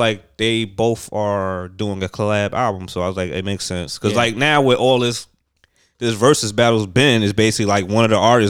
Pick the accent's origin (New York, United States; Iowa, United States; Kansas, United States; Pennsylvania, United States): New York, United States; New York City; I'm from Brooklyn.